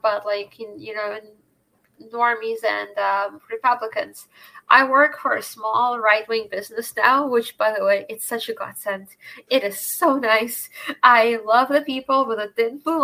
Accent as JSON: {"language": "English", "area": "Bay Area", "region": "California", "country": "United States", "tie": "born or raised there", "moved": "as an adult", "lives_now": "Boston, United States", "said": "I grew up in the Bay Area"}